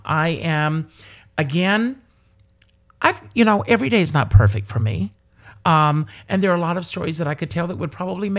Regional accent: the South, United States; And, you know, we're both from the South.

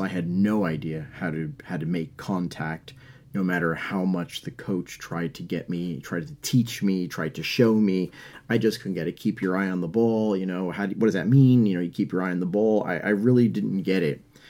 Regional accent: New York, United States; I'm from New York

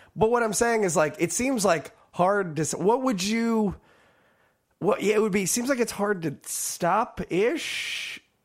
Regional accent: California, United States; growing up in California

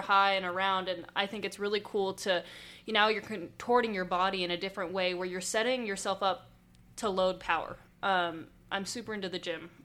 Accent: Southern California, United States; I grew up in Southern California

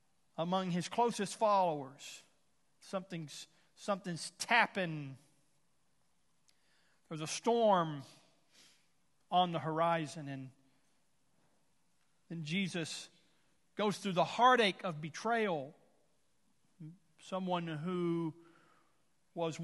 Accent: Houston, Texas, United States; now in Tulsa, United States; I come from Houston

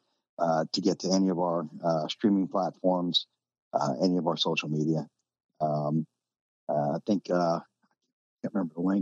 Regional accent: New Jersey, United States; now in North Carolina, United States; where I grew up in New Jersey.

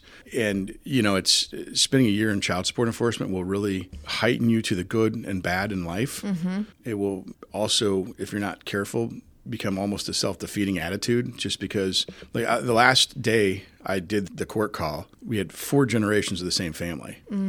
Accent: Jacksonville, Illinois, United States; also born or lived in Springfield; I remember as a little kid growing up in Jacksonville and then as a really little kid and then over in the West Side State and then in Springfield

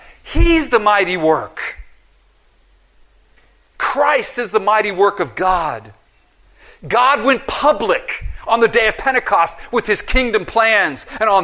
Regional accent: Philippines; I'm from the Philippines. I speak Tagalog.

